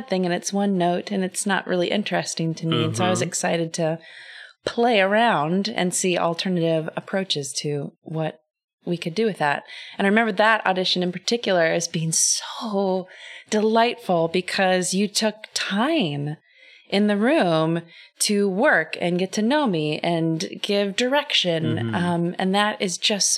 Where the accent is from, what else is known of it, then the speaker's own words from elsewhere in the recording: Kansas, United States; born and raised in Kansas